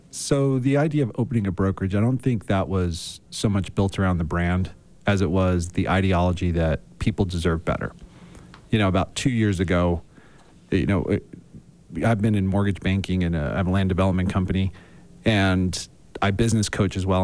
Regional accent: Philadelphia, Pennsylvania, United States; I grew up in Philadelphia

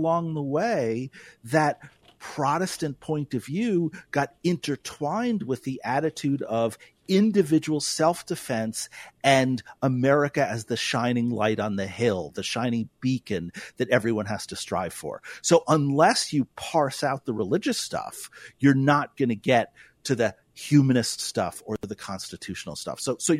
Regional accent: New York City, New York, United States; moved away as an adult; You know, I came from New York City. This is my 21st year in North Dakota. I came from New York City and then I traveled around and then ended up here.

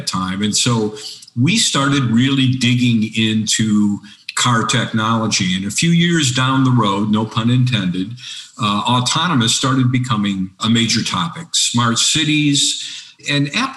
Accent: Detroit, Michigan, United States; I'm from Detroit. So when you grow up in the Motor City, cars are in your DNA

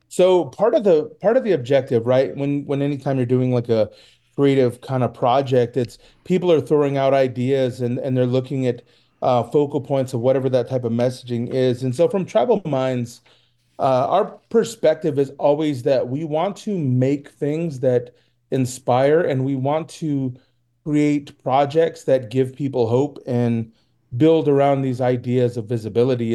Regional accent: Reno, Nevada, United States; I'm from Reno

